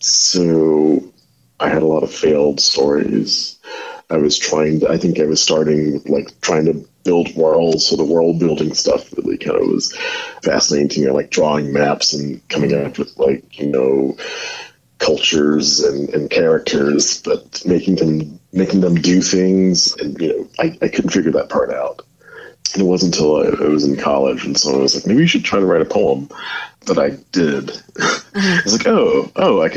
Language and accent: English; Milledgeville, Georgia, United States; moved away as an adult; also born or lived in Athens, Georgia / Houston, Texas / Bemidji, Minnesota / Bay Area, California; I'm from Milledgeville, Georgia, born and raised there